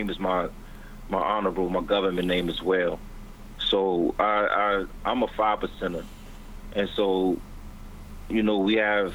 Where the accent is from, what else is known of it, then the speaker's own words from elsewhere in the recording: Washington, District of Columbia, United States; I'm from Washington, D.C., and I'm a writer